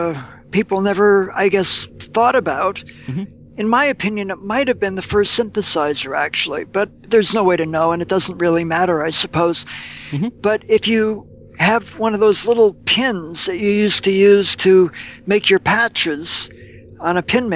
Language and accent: English; United States; Now I'm an American